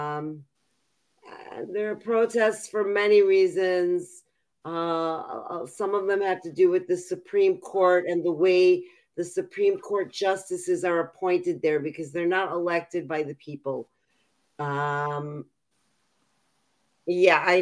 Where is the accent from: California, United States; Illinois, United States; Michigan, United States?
Michigan, United States; Detroit; moved away as an adult; also born or lived in Israel / Chicago; I was born in Israel. I immigrated here with my parents when I was 4. I grew up in Detroit, Michigan